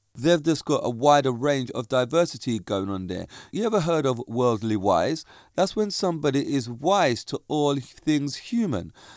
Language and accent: English; Reigate, South East England, United Kingdom; my hometown